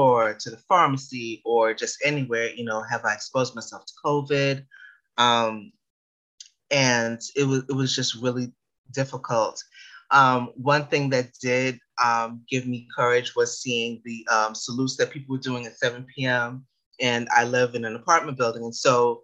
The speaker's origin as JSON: {"language": "English", "town": "New York City", "region": "New York", "country": "United States", "tie": "born or raised there", "said": "I was born and raised in the Bronx"}